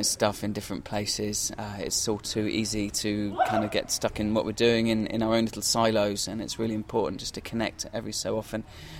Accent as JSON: {"language": "English", "town": "Totnes", "region": "South West England", "country": "United Kingdom", "said": "because I'm from Totnes, actually"}